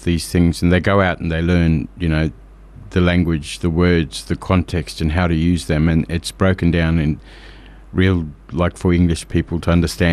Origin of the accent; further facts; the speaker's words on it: Katherine, Northern Territory, Australia; I come from Katherine. I'm a Gurindji man